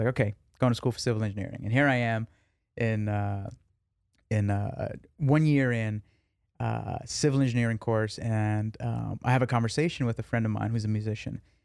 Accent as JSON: {"language": "English", "region": "New York", "country": "United States", "tie": "born or raised there", "said": "I grew up in New York."}